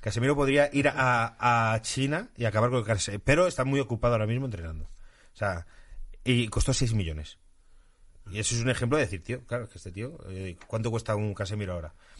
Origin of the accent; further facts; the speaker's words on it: Madrid, Community of Madrid, Spain; tanto Daría como yo somos de Madrid y los madrileños somos unos flipados